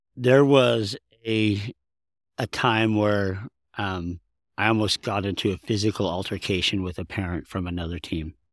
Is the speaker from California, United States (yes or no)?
yes; Southern California, United States; now in Utah, United States; I was raised in Southern California